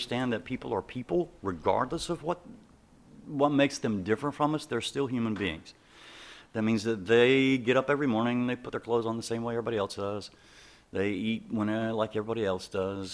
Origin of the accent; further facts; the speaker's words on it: Four Oaks, North Carolina, United States; I grew up in Four Oaks